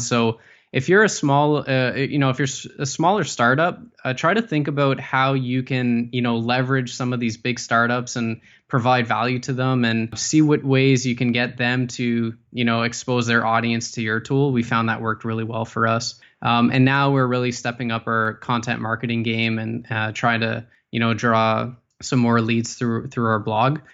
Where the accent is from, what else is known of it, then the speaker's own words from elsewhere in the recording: Ottawa, Ontario, Canada; I was, uh, born and raised in Ottawa.